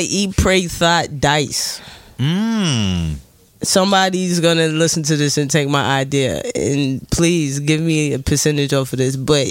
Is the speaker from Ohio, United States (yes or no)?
no; New York City, New York, United States; New York native. I represent Queens, Southside, Jamaica, Queens